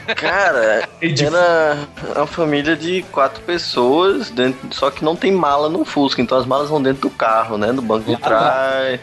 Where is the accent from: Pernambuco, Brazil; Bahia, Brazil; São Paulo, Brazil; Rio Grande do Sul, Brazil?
Pernambuco, Brazil; Recife; now in Mossoró, Brazil; eu sou de Recife, pra quem não sabe, eu moro em Mossoró há mais de 10 anos